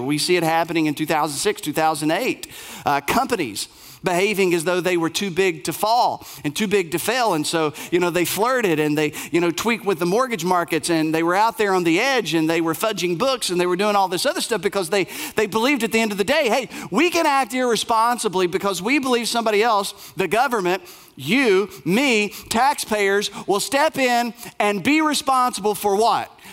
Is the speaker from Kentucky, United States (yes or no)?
yes; Bell County, Appalachia, Kentucky, United States; I grew up in Bell County, uh, Appalachia